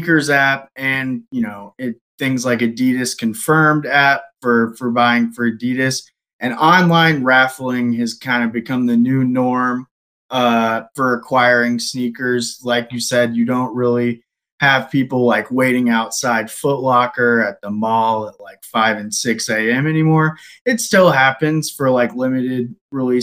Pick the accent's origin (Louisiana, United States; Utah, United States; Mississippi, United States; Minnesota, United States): Louisiana, United States; I'm from Louisiana